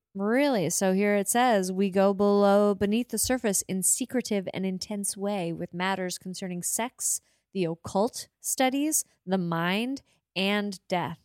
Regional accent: Montague, Prince Edward Island, Canada; I was born in Montague, Prince Edward Island

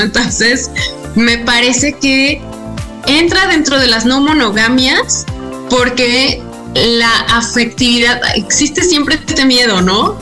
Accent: Mexico; desde México

